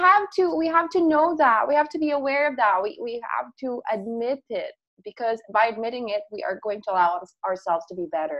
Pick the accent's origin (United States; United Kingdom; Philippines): Philippines; every time I say that I'm from the Philippines, they get shocked